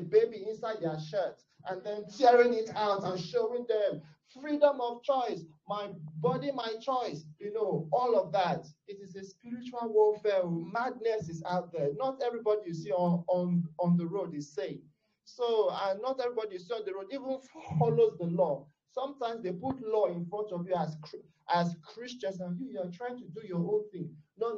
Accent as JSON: {"language": "English", "country": "Nigeria", "said": "I am a Nigerian, I'm from Africa"}